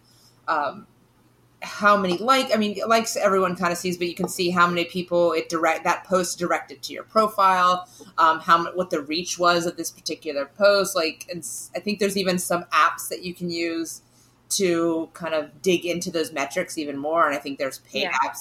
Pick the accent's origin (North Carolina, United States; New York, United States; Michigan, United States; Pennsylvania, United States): North Carolina, United States; moved away; I'm from North Carolina